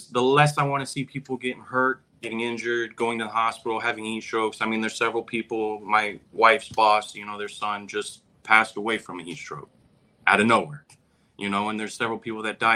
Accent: Broward County, South Florida, United States; I was born and raised in South Florida, Broward County

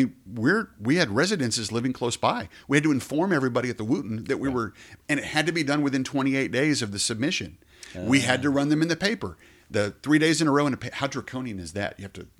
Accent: Colorado City, Texas, United States; You know, when I was a kid, you come to Abilene, I was from Colorado City, you come to Abilene to go shop in Blaze

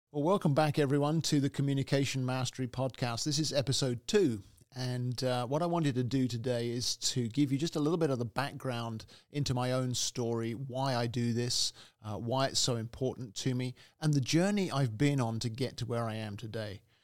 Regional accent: England, United Kingdom; also born or lived in Canada; now in United States; originally I'm from the U K, I'm British, and, uh, I'm also Canadian, incidentally. So I have three, uh, nationalities, three citizenships, but originally from England.

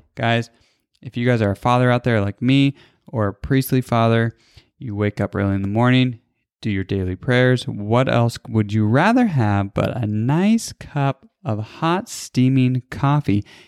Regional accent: California, United States; now in Michigan, United States; I'm from California.

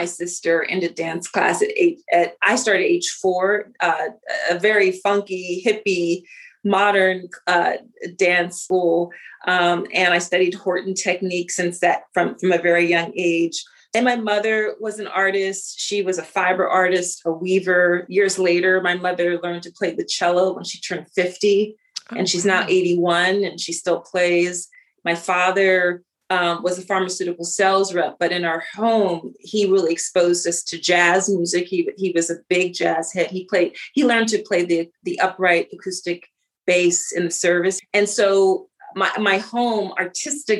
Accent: Philadelphia, Pennsylvania, United States; I grew up in Philly. I grew up in the city of Philadelphia

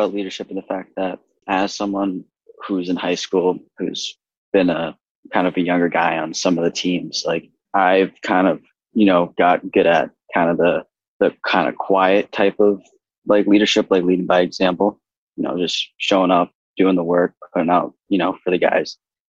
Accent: Barnstable, Massachusetts, United States; I'm from Barnesville, Massachusetts.

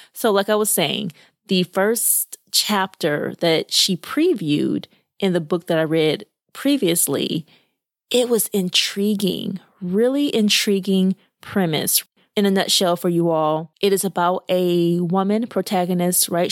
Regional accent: Arkansas, United States; moved away; I grew up in Arkansas

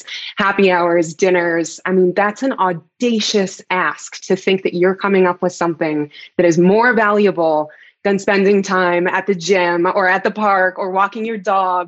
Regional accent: Texas, United States; moved away as an adult; also born or lived in Dallas; now in Denver, United States; I'm a Texan by birth, spent most of my life in Texas

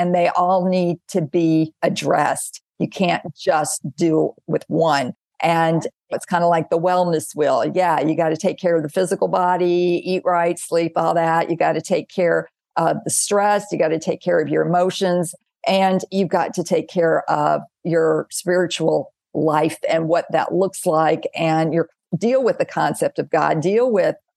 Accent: Mississippi, United States; I grew up in the South in Mississippi

